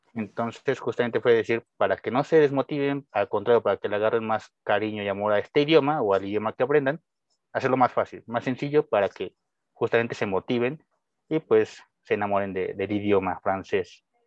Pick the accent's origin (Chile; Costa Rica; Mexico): Mexico; first language Spanish; soy mexicano. Obviamente mi lengua materna es el español